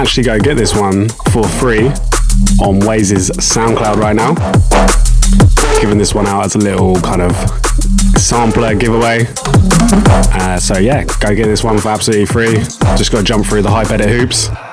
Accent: Horsham, South East England, United Kingdom; Horsham is my hometown

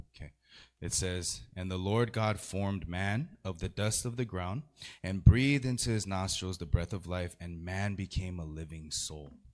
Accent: San Gabriel Valley, California, United States; I'm from the San Gabriel Valley

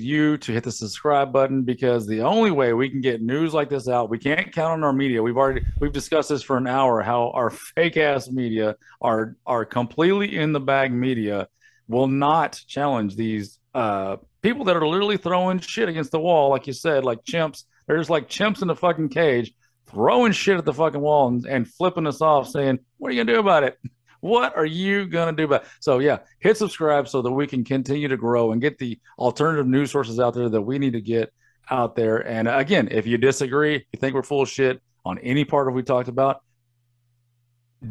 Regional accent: New York, United States; as a New Yorker

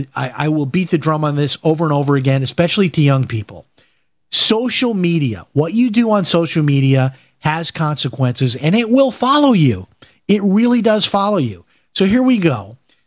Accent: Chicago, Illinois, United States; as we used to call it growing up in Chicago.

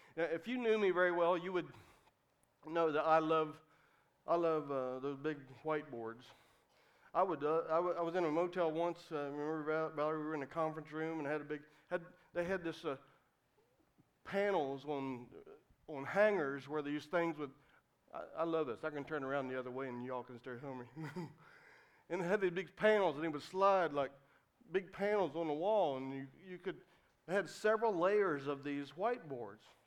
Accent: West Virginia, United States; moved away as an adult; also born or lived in Cincinnati, Ohio; I came from West Virginia, a little country road, five miles outside of a little small town

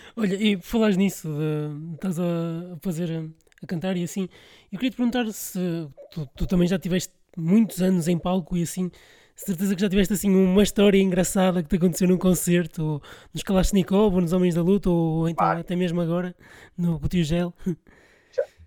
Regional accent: Porto, Norte, Portugal; Eu sou do Porto

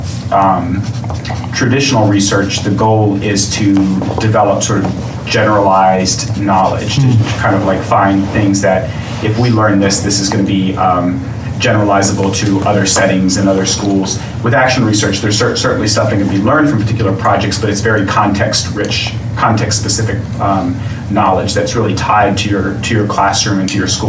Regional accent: Richmond, Virginia, United States; moved away as an adult; I grew up in Richmond, but moved back to Richmond

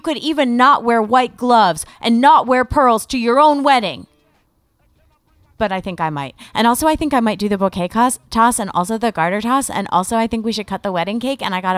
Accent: East Coast, United States; Because I'm a nomad. I come from the East Coast. I've lived all over.

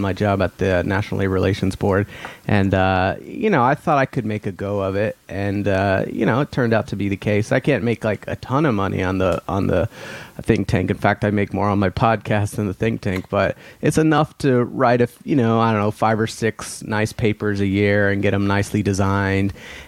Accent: Dallas, Texas, United States; moved away; I grew up in the Dallas-Fort Worth metroplex

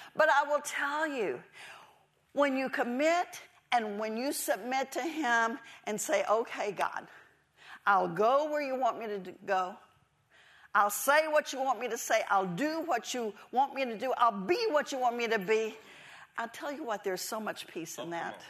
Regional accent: Texas, United States; moved away; I never wanted to leave Texas. I was born and raised in Texas

